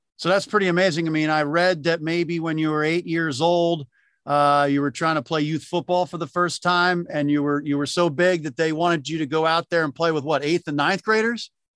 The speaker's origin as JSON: {"language": "English", "area": "Delaware County", "region": "Pennsylvania", "country": "United States", "tie": "born or raised there", "said": "I, I grew up in Delco"}